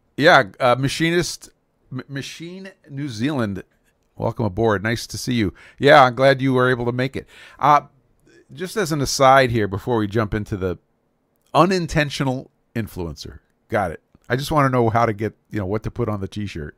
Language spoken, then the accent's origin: English; New York City, New York, United States; I grew up in Brooklyn, New York, so we called that the country